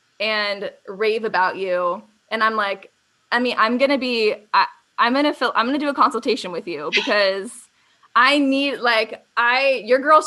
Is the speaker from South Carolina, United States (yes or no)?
no; Arizona, United States; growing up in Arizona and a sunny place like this